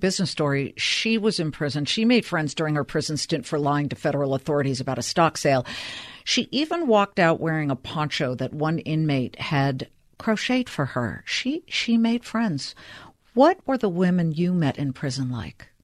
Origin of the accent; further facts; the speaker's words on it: Los Angeles, California, United States; I'm from Los Angeles